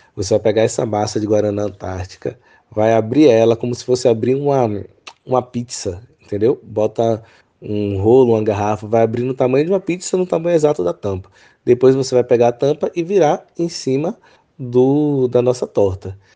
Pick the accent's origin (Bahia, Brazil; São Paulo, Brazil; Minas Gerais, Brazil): Bahia, Brazil; Salvador; moved away as an adult; now in Cachoeira, Brazil; sou de Salvador, Bahia e atualmente estou morando em Cachoeira